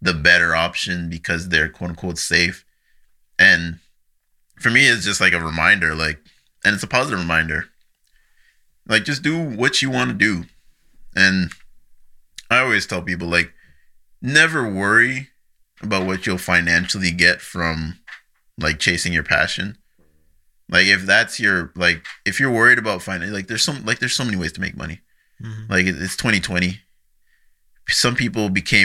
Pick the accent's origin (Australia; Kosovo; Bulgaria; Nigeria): Nigeria; now in Canada; I'm a Nigerian citizen, so I just went back to Nigeria for a year, lived with some family.